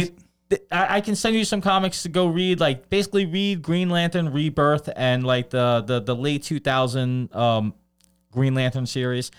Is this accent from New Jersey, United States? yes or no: no; New York City, New York, United States; I grew up in Brooklyn